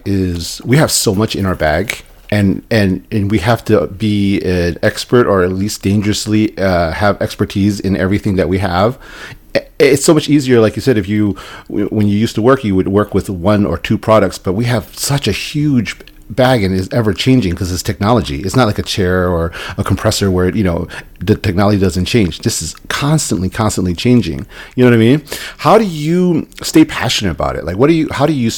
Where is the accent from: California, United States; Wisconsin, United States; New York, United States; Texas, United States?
New York, United States; New York City; now in Las Vegas, United States; I'm from New York City, from New York City